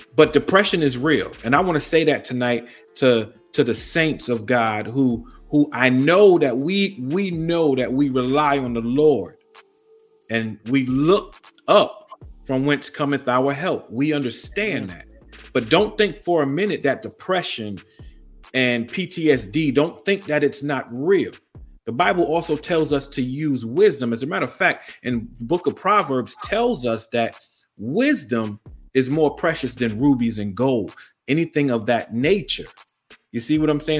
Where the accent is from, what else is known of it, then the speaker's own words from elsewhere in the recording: New York City, New York, United States; now in Fredericksburg area, Virginia, United States; born and raised in Brooklyn, New York